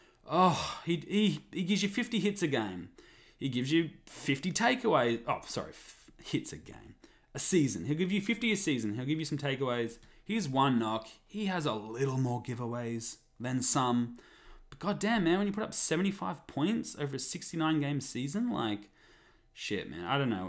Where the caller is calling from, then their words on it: Vancouver, British Columbia, Canada; I will tell everyone I'm recording this from Canuck Heartland, Vancouver, BC, Canada.